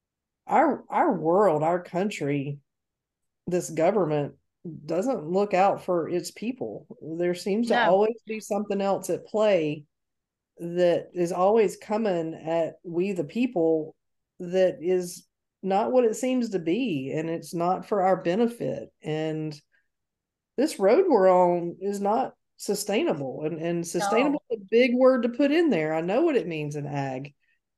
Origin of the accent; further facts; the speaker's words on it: United States; as an American